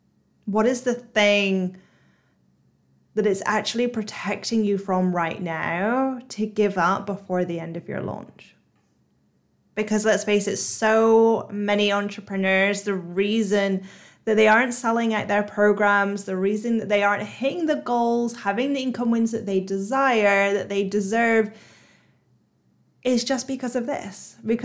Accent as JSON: {"language": "English", "town": "Bristol", "region": "South West England", "country": "United Kingdom", "accent": "Bristolian", "said": "really Bristolian accent. Yes, I'm from Bristol, even though people think that I'm either Australian or American or Irish or some other nationality because I've tried to hide my accent so much."}